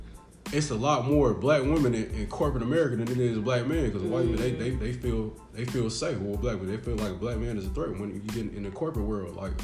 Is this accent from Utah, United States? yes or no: no; Cleveland, Ohio, United States; now in Atlanta, United States; I'm from Cleveland.